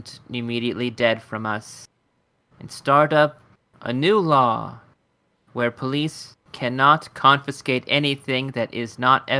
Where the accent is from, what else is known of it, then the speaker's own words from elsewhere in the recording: United States; we are American